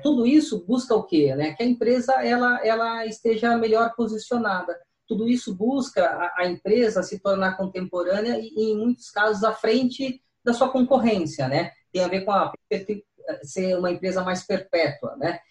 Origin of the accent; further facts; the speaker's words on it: Cubatão, São Paulo, Brazil; also born or lived in Santos; now in São Paulo, Brazil; nasci na Santa Casa de Santos, mas morei desde a da, da, da infância, adolescência em Cubatão, depois vim, acabei vindo para São Paulo